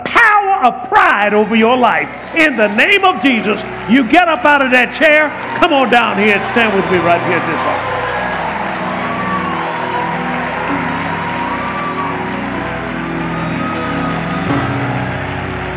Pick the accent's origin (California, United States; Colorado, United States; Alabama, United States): Alabama, United States; Tuskegee; I was brought up in Tuskegee, Alabama